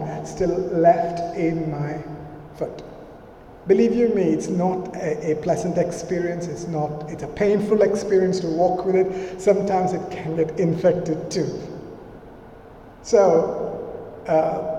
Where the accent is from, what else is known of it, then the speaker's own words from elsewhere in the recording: India; moved away; I grew up in India, and for the first 10 years of my life, I lived with my parents